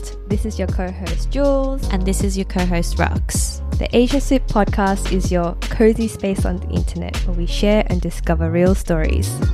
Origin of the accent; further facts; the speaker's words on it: Sydney, New South Wales, Australia; We've been living here for 30 years